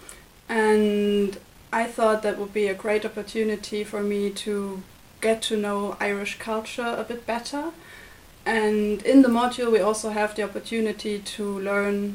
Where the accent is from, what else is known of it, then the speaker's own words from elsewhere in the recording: Germany; moved away as an adult; now in Limerick, Ireland; from Germany. I'm an Erasmus student studying journalism here at the University of Limerick.